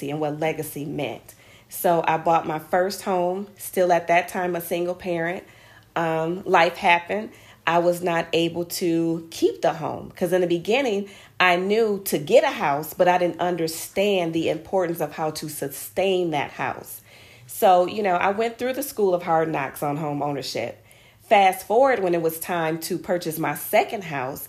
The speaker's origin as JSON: {"language": "English", "town": "Grand Rapids", "region": "Michigan", "country": "United States", "tie": "born or raised there", "said": "Growing up in Grand Rapids, Michigan, we're known, of course, from the Mayweathers and the …"}